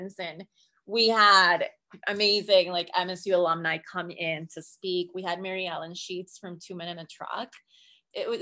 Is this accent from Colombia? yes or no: yes; Colombia; English is a second language; moved away as an adult; now in United States; I was born in Colombia. So I was on a student visa